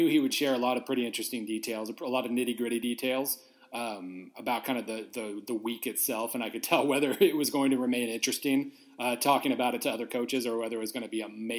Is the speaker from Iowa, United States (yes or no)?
no; Weatherford, Oklahoma, United States; where I grew up in Weatherford, Oklahoma